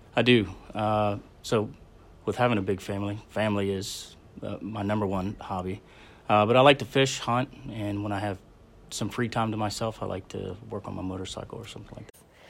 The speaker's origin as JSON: {"language": "English", "town": "Belpre", "region": "Ohio", "country": "United States", "tie": "born or raised there", "also_born_or_lived": "Fort Carson, Colorado", "said": "born in Fort Carson, Colorado, when my dad was in the Army. Uh, and then he got out in the seventies, and we moved, uh, to Belpre, Ohio, a small town in Belpre."}